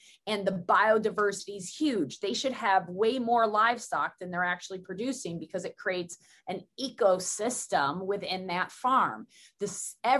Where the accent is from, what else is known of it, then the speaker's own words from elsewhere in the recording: Southern Tier of New York, United States; I come from Southern Tier of New York